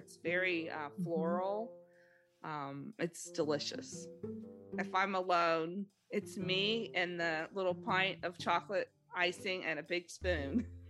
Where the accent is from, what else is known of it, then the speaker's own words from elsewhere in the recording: Los Angeles, California, United States; I grew up in Los Angeles